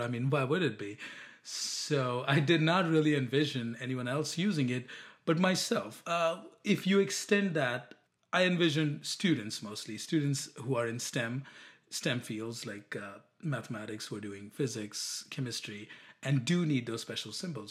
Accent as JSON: {"language": "English", "country": "India", "moved": "as an adult", "lives_now": "United States", "said": "I'm from India"}